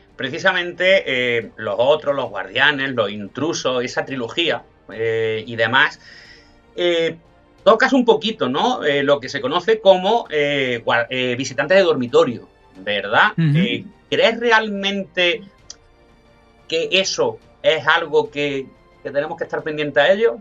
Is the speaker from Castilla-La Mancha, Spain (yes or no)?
yes; Almagro, Castilla-La Mancha, Spain; soy manchego, soy de Almagro